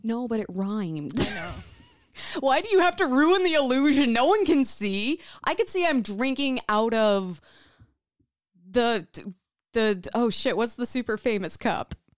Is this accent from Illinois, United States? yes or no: yes; Midwest, Illinois, United States; born or raised there